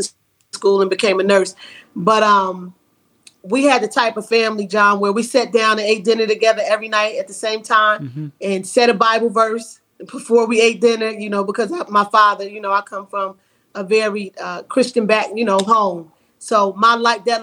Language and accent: English; Asbury Park, New Jersey, United States; moved away as an adult; also born or lived in Atlanta, Georgia; I was born and raised in Asbury Park, New Jersey, and I attended high school at Lakewood